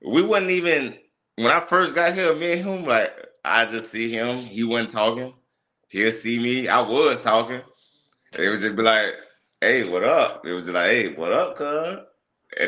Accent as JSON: {"language": "English", "region": "Mississippi", "country": "United States", "said": "we come from Mississippi"}